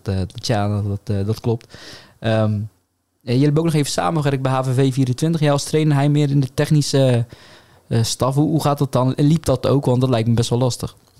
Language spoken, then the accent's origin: Dutch; Zeeland, Netherlands; wij als Zeeuwen.